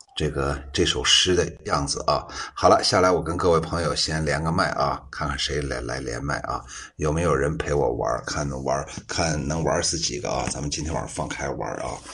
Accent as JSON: {"language": "Chinese", "town": "Qingyuan", "region": "Guangdong", "country": "China", "said": "我是广东庆安人"}